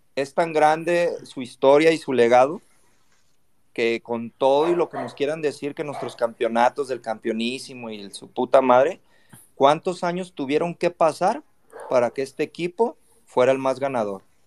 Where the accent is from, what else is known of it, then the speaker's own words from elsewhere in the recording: Guadalajara, Jalisco, Mexico; yo soy tapatío